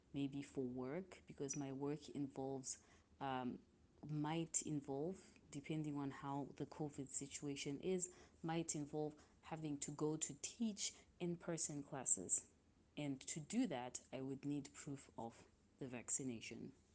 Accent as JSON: {"language": "English", "country": "Zimbabwe", "moved": "yes", "lives_now": "Milan, Italy", "said": "I am from Zimbabwe and I'm currently living in Milan, Italy"}